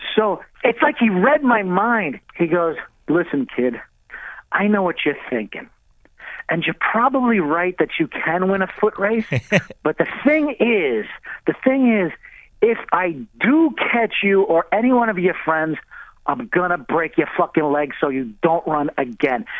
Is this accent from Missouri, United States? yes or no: no; Mamaroneck, New York, United States; moved away; with the fellas I grew up on Rich Bell Road in Mamaroneck, New York